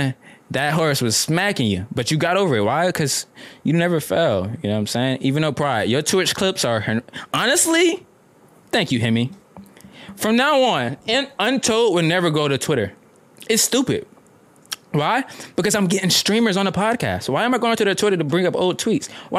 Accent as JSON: {"language": "English", "town": "Atlanta", "region": "Georgia", "country": "United States", "said": "I'm from Atlanta"}